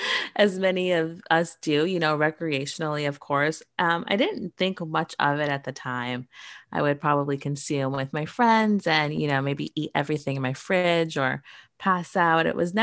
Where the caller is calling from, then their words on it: Toronto, Ontario, Canada; I am joining from Toronto, Canada today.